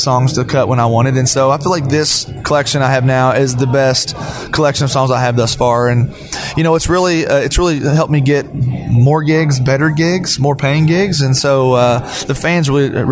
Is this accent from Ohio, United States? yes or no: no; Taylorsville, Kentucky, United States; growing up in Central Kentucky